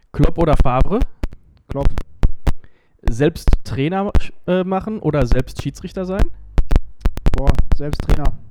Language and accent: German; Letmathe, North Rhine-Westphalia, Germany; dann in meinem Heimatdorf zum allgemeinen Spiel- und Sportverein Letmate gewechselt